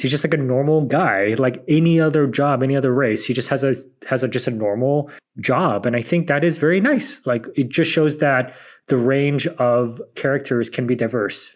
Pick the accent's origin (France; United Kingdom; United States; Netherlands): United States; San Francisco, California; I grew up in San Francisco